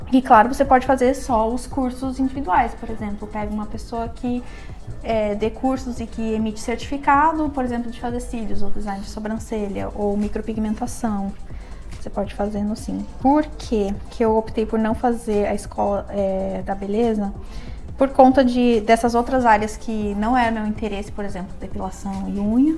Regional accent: Serra Gaúcha, Rio Grande do Sul, Brazil; moved away as an adult; now in Australia; sou da Serra Gaúcha, lá do Brasil.

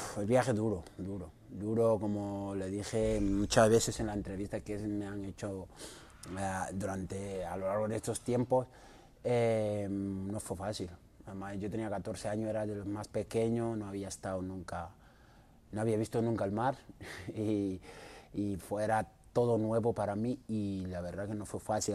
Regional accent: Mauritania; also born or lived in Ponferrada, Spain; now in Madrid, Spain; Yo soy de Mauritania.

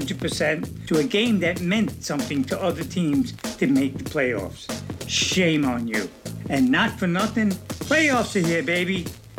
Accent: New York, United States; I am a New Yorker, and I've been there all my life.

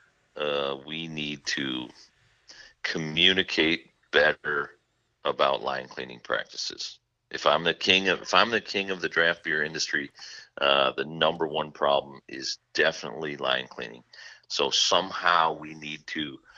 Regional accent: Midwest, United States; I'm from the Midwest

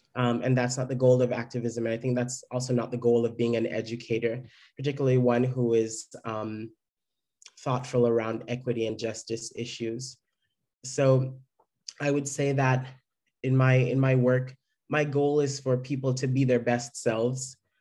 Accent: Jamaica; now in San Francisco, United States; Growing up in Jamaica

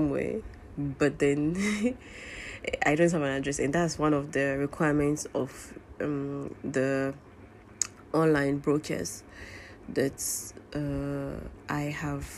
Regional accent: Ghana; I'm Ghanaian Muslim living in Ghana

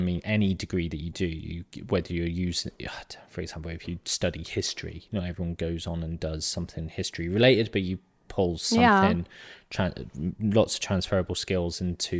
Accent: South West England, United Kingdom; But I grew up in Southwest England in a quiet little town.

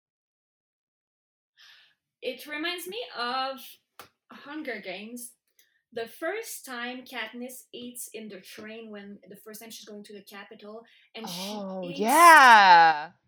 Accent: Canada; I'm like a French Canadian

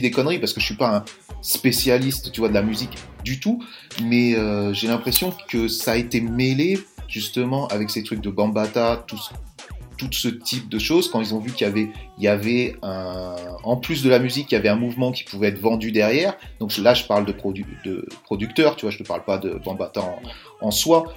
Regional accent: France; nous, en tant que Français

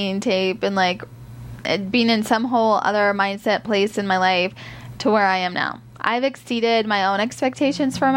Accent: Iowa, United States; moved away as an adult; I'm from Iowa. I had a great childhood growing up, and I was very happy there

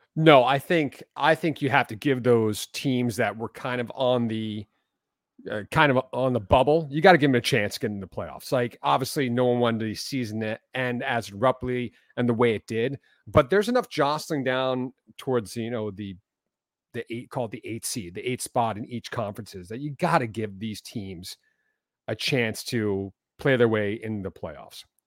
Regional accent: Villanova, Pennsylvania, United States; also born or lived in Philadelphia; I was born, I mean, in Philadelphia, but I grew up, uh, probably Villanova is where, the town that people know the most.

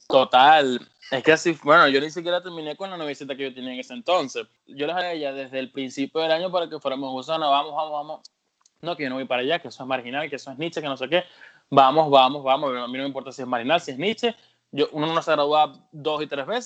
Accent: Venezuela; moved away as an adult; now in United States; mi noviecita la dejé en Venezuela

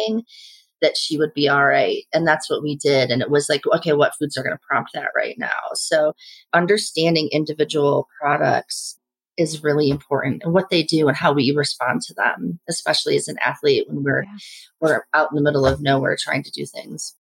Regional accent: Indiana, United States; moved away as an adult; also born or lived in Hyde Park, New York; i grew up in indiana

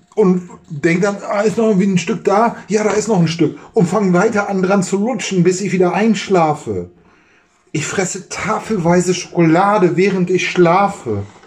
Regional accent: Germany; als Deutscher

